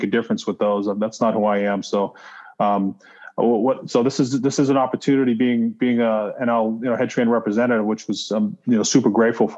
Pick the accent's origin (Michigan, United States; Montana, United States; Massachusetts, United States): Massachusetts, United States; Saugus; moved away; I grew up in Saugus, Massachusetts, which is close to the city, just north of it